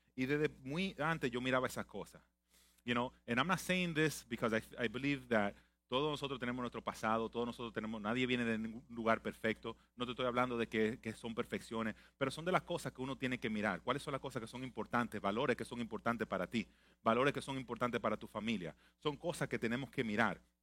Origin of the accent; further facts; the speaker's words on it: Santo Domingo, Dominican Republic; now in United States; nací en Santo Domingo